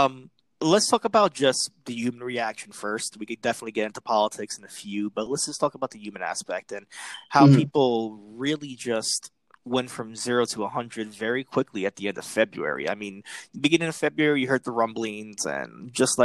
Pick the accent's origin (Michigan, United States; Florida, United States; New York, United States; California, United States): New York, United States; New York City; born and bred in the Bronx, New York